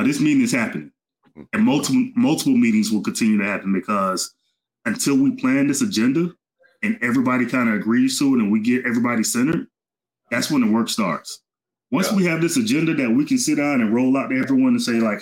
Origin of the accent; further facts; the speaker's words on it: Albany, Georgia, United States; also born or lived in Atlanta, Georgia; I'm a Georgia boy. I grew up in Albany, Georgia, spent a good part of my life in Atlanta